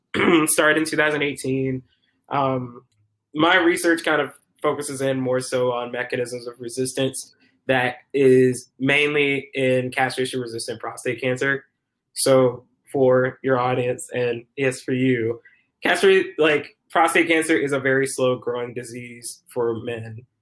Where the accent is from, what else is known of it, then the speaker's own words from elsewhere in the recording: Decatur, Georgia, United States; moved away as an adult; also born or lived in Stone Mountain, Georgia; now in Minneapolis, United States; I am originally from Decatur, Georgia